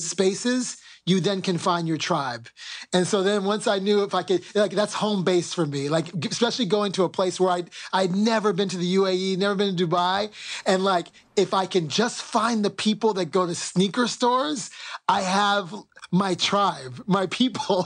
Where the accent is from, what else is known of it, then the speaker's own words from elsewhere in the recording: United States; as an American